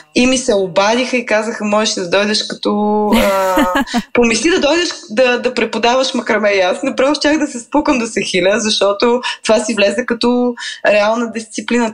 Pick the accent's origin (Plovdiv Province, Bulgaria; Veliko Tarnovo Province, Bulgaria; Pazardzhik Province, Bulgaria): Veliko Tarnovo Province, Bulgaria; Veliko Tarnovo; now in Sofia, Bulgaria; аз съм от Велико Търново